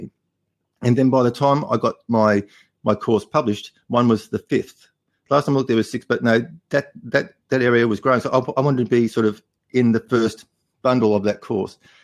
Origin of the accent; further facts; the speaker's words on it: Australia; accent: Australian; my Australian accent